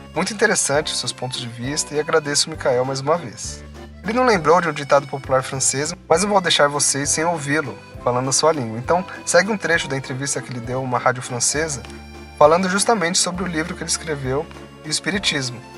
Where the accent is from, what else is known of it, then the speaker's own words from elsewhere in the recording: São Paulo, Brazil; eu sou de São Paulo